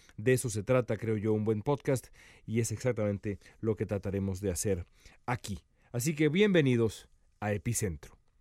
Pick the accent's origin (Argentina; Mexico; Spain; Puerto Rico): Mexico; moved away as an adult; now in Los Angeles, United States; soy eh, periodista mexicano, eh, nací en México hace ya casi 42 años